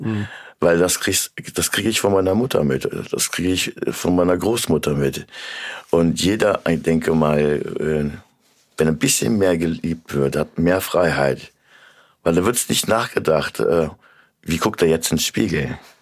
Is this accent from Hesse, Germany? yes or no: yes; Korbach, Hesse, Germany; now in Kassel, Germany; komme eigentlich ursprünglich aus Korbach. Es ist mhm. meine Heimat